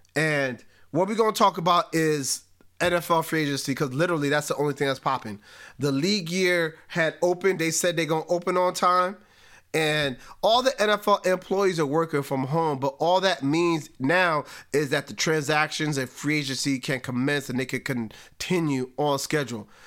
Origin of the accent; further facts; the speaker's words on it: Spring Valley, United States; I grew up born and raised in Spring Valley